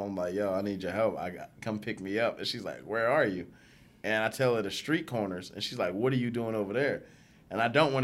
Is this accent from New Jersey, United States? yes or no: no; New York City, New York, United States; I'm from New York City